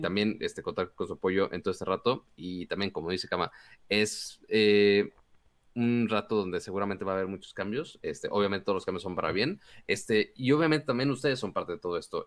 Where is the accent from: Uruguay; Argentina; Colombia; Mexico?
Mexico; Monterrey, Nuevo León; Yo soy de Monterrey, puedo ser codos